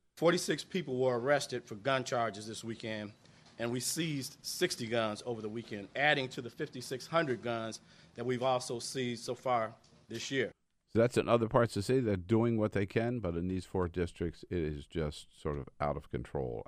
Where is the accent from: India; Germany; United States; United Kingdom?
United States; California; being a Californian